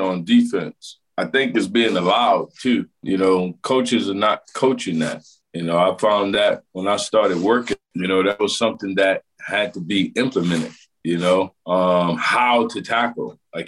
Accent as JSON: {"language": "English", "region": "Louisiana", "country": "United States", "tie": "born or raised there", "moved": "as an adult", "said": "I grew up in Louisiana"}